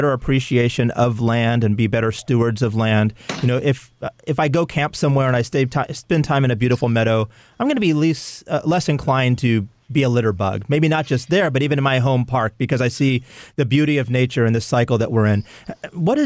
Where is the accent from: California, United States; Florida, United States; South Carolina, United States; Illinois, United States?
California, United States; moved away; I'm from California originally, and I grew up just at the base of three national parks, Yosemite, Kings Canyon, and Sequoia National Park